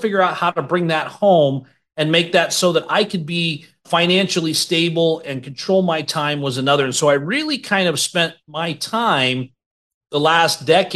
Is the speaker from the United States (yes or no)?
yes; Boise, Idaho, United States; When I grew up in Boise